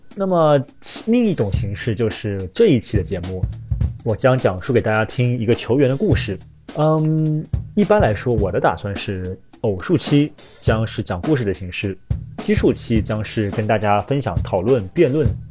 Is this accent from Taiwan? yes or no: no; China; 我们中国人